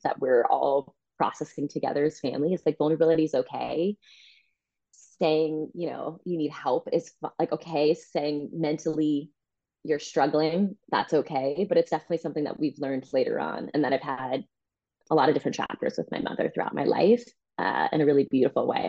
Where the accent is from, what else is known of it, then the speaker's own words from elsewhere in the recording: New Jersey, New York, East Coast, United States; moved away as an adult; also born or lived in Santa Maria, California; now in California, United States; I was born in California, actually, San Maria, California um, but grew up mostly on the East Coast in New Jersey, New York, went to college in New York